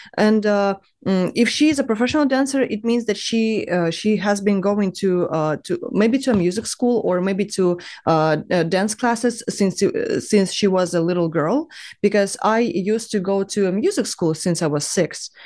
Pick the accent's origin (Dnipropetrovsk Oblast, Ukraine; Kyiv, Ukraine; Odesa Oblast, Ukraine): Dnipropetrovsk Oblast, Ukraine; Dnipro; moved away as an adult; also born or lived in China; now in Berlin, Germany; I was born and raised in Ukraine